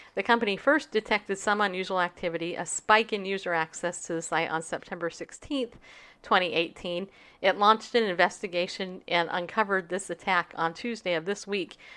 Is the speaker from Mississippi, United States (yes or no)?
no; California, United States; I grew up in California. My whole life in California